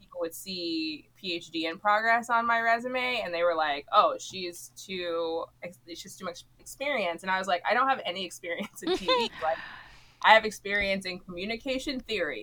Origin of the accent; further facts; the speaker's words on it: Miami, Florida, United States; moved away as an adult; also born or lived in Philadelphia, Pennsylvania; I'm from Miami, Florida